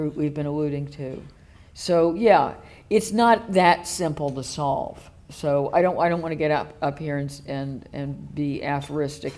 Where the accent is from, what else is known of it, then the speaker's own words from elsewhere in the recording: the American South, United States; moved away as an adult; now in United Kingdom; I was born in the American South, which is even weirder.